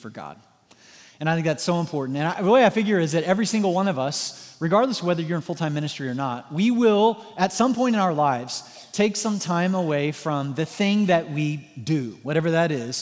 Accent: Southwest Missouri, United States; moved away as an adult; now in Indiana, United States; I'm like from Southwest Missouri

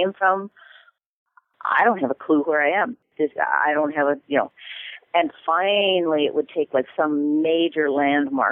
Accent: Minnesota, United States; I'm from Minnesota

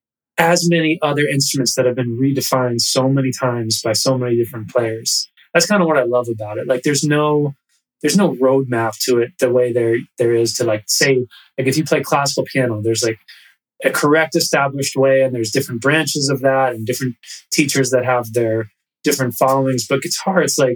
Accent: New York City, New York, United States; also born or lived in Katonah, New York; I was born in New York City and lived in the city till I was, you know, I went to middle school in a town just about an hour north of here called Katona

